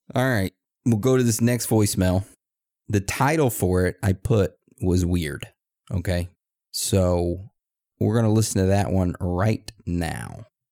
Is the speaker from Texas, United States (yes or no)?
yes; Texas, United States; born or raised there; now in Maine, United States